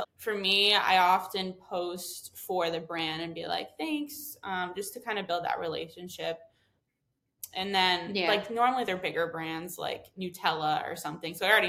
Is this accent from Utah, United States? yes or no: no; Connecticut, United States; moved away; I think too, because I grew up in Connecticut, so I was commuting a lot into New York for media events.